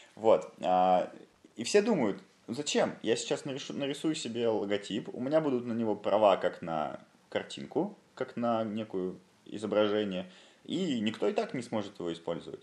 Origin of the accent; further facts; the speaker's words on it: Yaroslavl, Yaroslavl Oblast, Russia; в моем родном городе Ярославле